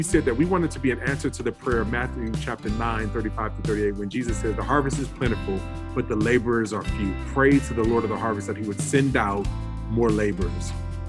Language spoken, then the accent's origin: English; Calgary, Alberta, Canada; also born or lived in Hollywood / New Orleans; So I was born in Hollywood, but we quickly moved to Canada. So when my dad played for the CFL, for the Calgary Stampeders for about 5-6 years. And then from there we went to New Orleans where he played for another 5-6 years